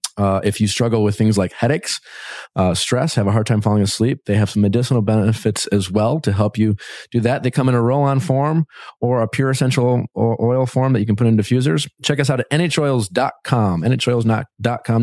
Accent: Milwaukee, Wisconsin, United States; my hometown

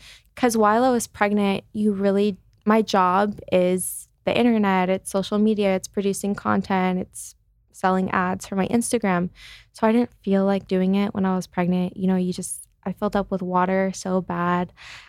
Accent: Chicago, Illinois, United States; So I'm from Chicago, grew up in Chicago.

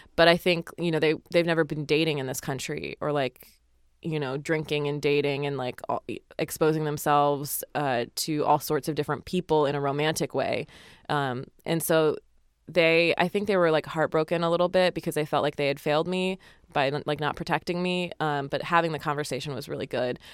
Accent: Utah, United States; I grew up in Utah

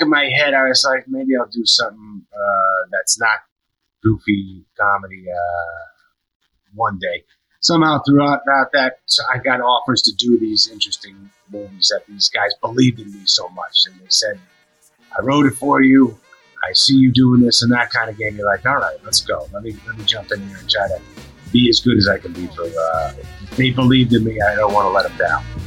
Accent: near Boston, Massachusetts, United States; I grew up near near Boston

